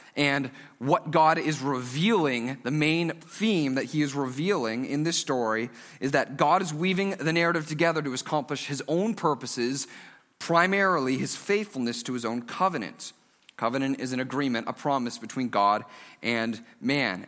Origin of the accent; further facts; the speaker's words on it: Stouffville, Ontario, Canada; now in Markham, Canada; I grew up in Stouffville